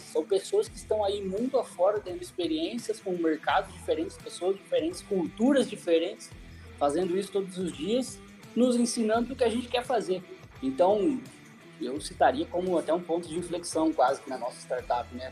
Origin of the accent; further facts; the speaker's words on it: Cascavel, Paraná, Brazil; also born or lived in Assis Chateaubriand (uncertain ASR); sou de Cascavel